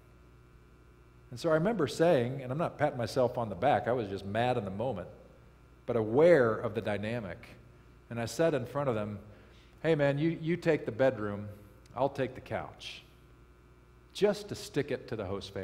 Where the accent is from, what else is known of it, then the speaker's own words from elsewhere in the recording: Okemos, Michigan, United States; community called Okemos, which is a wealthy suburb of Lansing